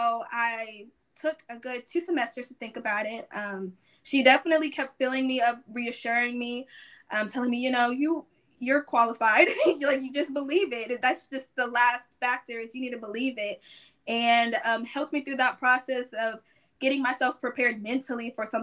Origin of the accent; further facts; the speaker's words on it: Sugar Land, Texas, United States; I came from Sugar Land, a very diverse environment and community, but it lacked a lot of African-American culture